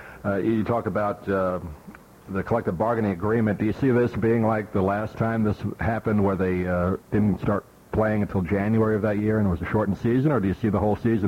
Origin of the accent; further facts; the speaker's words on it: New York, United States; now in Sarasota, United States; Right. Well, I grew up in New York